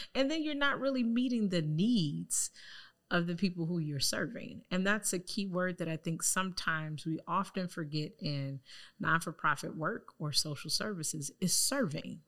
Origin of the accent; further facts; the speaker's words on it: Chicago, Illinois, United States; also born or lived in Lake County; coming back to Chicago, where I'm from, born and raised on the South Side